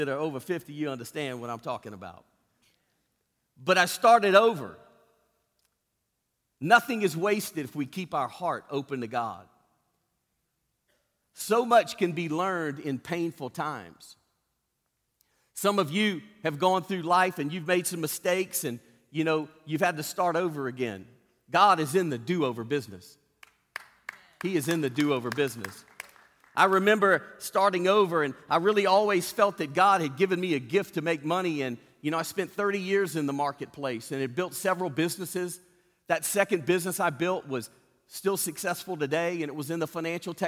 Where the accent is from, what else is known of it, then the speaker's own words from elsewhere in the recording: Cajun, Louisiana, United States; Being a Cajun